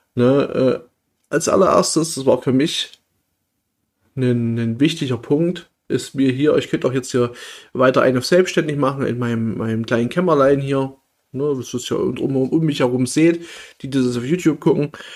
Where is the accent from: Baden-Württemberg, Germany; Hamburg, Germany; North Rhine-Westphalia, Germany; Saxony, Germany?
Saxony, Germany; moved away; dass ich ursprünglich hier aus der Nähe komme